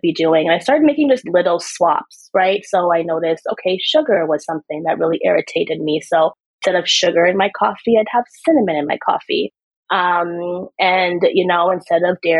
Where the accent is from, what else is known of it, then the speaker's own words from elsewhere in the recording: Canada; also born or lived in Trinidad; I'm born in Trinidad, but I grew up in Canada, but I am West Indian.